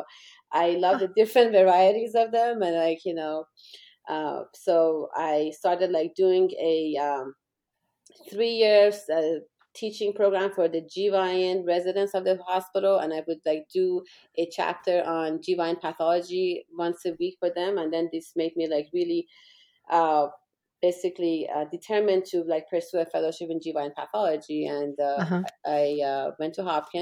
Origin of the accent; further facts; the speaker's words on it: Iran; moved away as an adult; also born or lived in England; now in Orlando, United States; they went back to Iran in the middle of the war between Iran and Iraq. And I grew up during the war. And I was there until I finished medical school